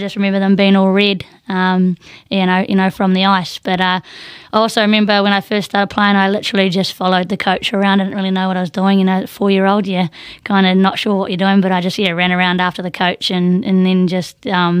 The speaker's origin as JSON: {"language": "English", "town": "New Plymouth", "region": "Taranaki", "country": "New Zealand", "tie": "born or raised there", "said": "I was born in the North Island in a place called up in Taranaki, in New Plymouth."}